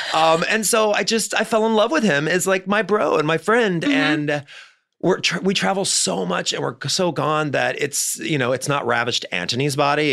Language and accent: English; Missouri, United States; also born or lived in New York; now in Los Angeles, United States; me growing up in Missouri